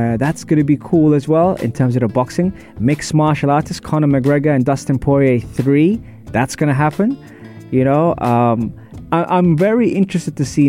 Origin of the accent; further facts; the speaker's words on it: London, United Kingdom; also born or lived in UAE; now in United Arab Emirates; I'm from Wimbledon